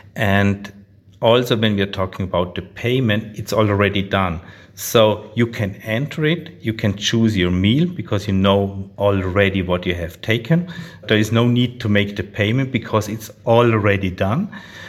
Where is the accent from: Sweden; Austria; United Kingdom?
Austria; English is a second language; So we are from Austria, not from Australia.